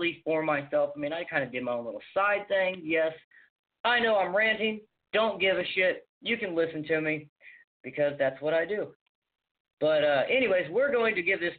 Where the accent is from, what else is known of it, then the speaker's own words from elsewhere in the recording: Indiana, United States; I'm from the state of Indiana myself